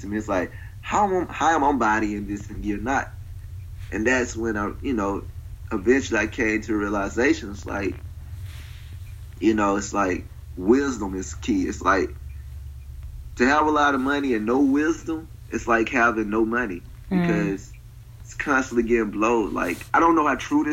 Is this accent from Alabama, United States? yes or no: yes; Prichard, Alabama, United States; moved away; also born or lived in Mobile, Alabama; I'm from Pritchard